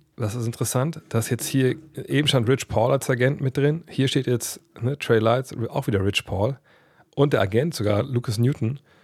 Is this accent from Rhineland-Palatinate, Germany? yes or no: no; Wolfsburg, Lower Saxony, Germany; moved away; also born or lived in Frankfurt am Main; Dann sind wir hier in, in meine Heimat gezogen. Nach Wolfsburg